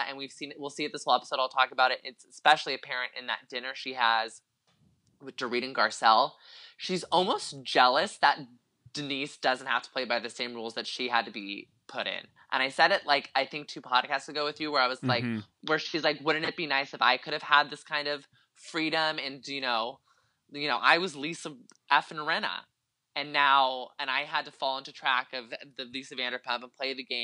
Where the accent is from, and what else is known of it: Concord, California, United States; born or raised there